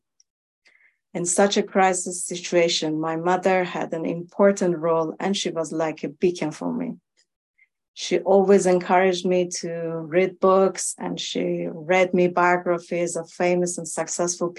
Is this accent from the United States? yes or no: no; Iran; moved away; I was born in Iran, and I was only a child when the 1979 revolution happened.